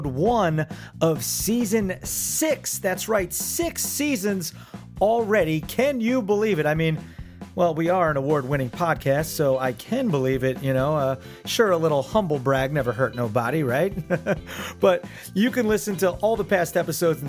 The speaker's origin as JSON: {"language": "English", "region": "New Jersey", "country": "United States", "said": "Yeah, I'm from Jersey. I live by the beach in Jersey."}